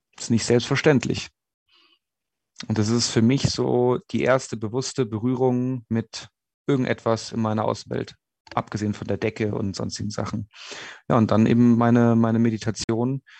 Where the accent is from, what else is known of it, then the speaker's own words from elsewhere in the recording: Munich, Bavaria, Germany; moved away as an adult; also born or lived in Innsbruck; in meiner Heimatstadt München